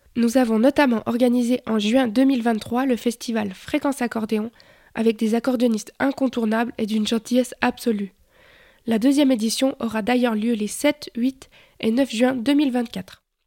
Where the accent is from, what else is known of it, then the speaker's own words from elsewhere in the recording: Bulle, Fribourg, Switzerland; Je suis né en Suisse en 1991, 91 pour les Français, dans la jolie ville de Bulle.